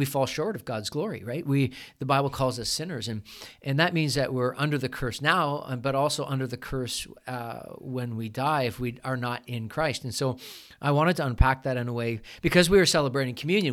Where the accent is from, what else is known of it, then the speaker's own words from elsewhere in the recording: Canada; we're Canadian